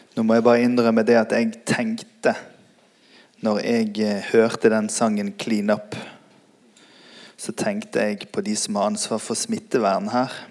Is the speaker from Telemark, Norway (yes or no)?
no; Bergen, Vestland, Norway; also born or lived in United States; Jeg er oppvokst sjøl i Tabernaklet Bergen, Norges nest største pinsemenighet